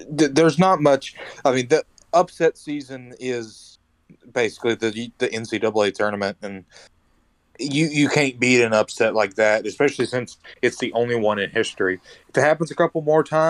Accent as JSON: {"language": "English", "country": "United States", "said": "as an American"}